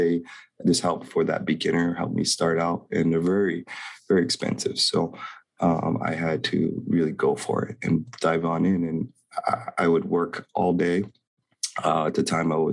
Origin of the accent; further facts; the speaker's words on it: Hilo, Hawaii, United States; So I'm born and raised in Hawaii, born very low means, water catchment generator in the boonies in Hilo.